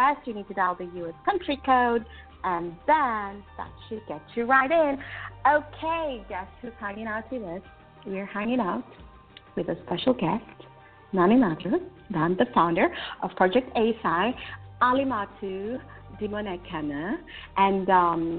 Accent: Kenya; now in United Kingdom; I'm also originally from Kenya

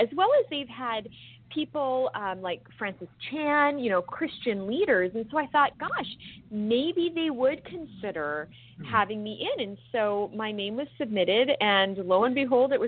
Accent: British Columbia, Canada; being a Canadian, to the premier of my province, British Columbia, where I grew up

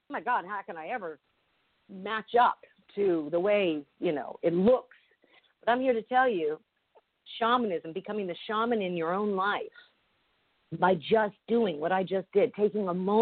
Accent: Los Angeles, California, United States; I was raised in the Hollywood Hills in the 60s.

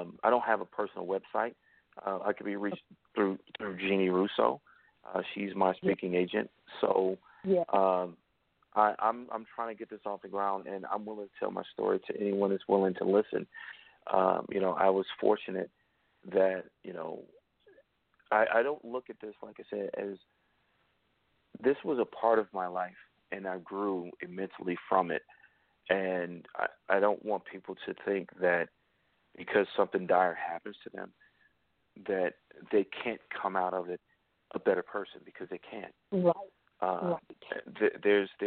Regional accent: Chicago, Illinois, United States; I grew up on the South Side of Chicago, and I came from a welfare family.

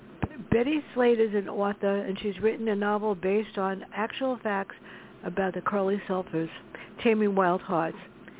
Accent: New York City, New York, United States; moved away; I grew up in the South Bronx in a tough neighborhood.

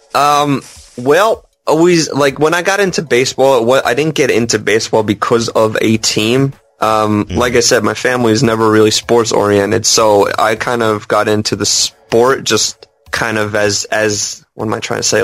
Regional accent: northern New Jersey, United States; I was born and bred in New, uh, New Jersey

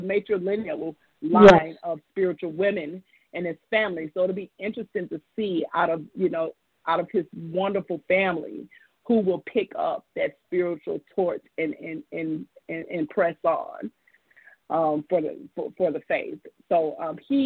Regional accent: Alabama, United States; I grew up in Alabama, so I'm a child of the Gulf Coast.

